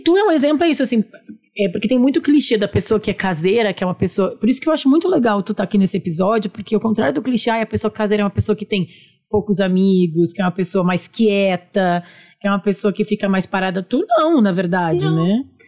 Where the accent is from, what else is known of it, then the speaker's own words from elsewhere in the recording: Porto Alegre, Rio Grande do Sul, Brazil; now in São Paulo, Brazil; Nós também somos gaúchas de Porto Alegre